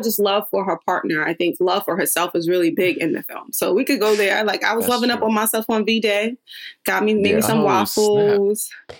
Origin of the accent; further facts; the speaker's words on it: New York, United States; because I'm from New York